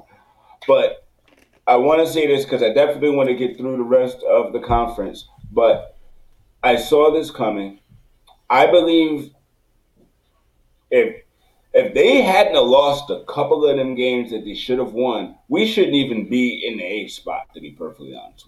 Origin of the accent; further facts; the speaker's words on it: New York City, New York, United States; I'm from Queens